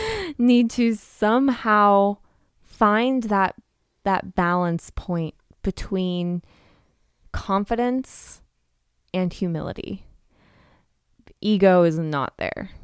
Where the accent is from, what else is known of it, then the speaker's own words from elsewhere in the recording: United States; as an American culture